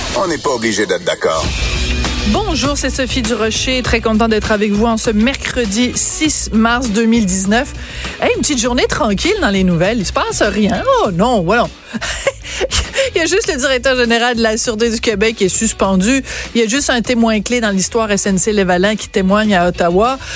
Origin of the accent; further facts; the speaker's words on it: France; je suis née en France